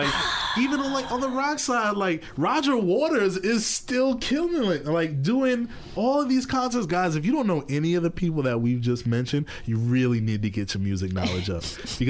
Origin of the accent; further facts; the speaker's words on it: New York City, New York, United States; also born or lived in Queens, New York; Listen, I am from Harlem. All right, I live in Queens.